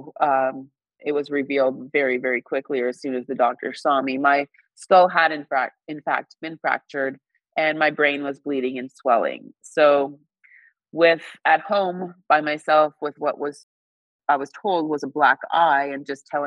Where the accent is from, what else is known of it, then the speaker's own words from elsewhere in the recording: Northern Ontario, Canada; moved away as an adult; growing up in Northern Ontario